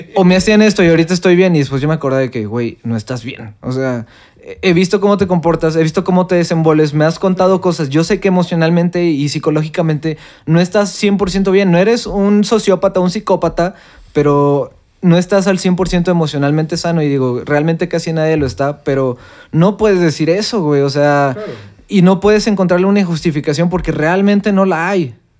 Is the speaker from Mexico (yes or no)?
yes; Mexico